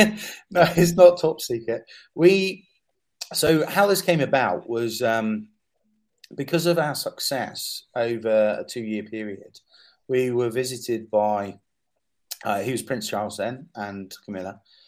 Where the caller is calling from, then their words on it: Edinburgh, Scotland, United Kingdom; And I'm actually talking from Edinburgh now because we're in conversation about running a pilot, and that pilot will be run here.